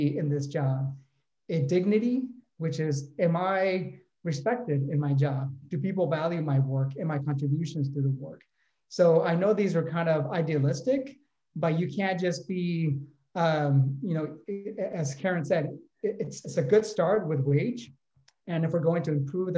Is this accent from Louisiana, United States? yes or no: no; Oakland, California, United States; my hometown from Oakland, California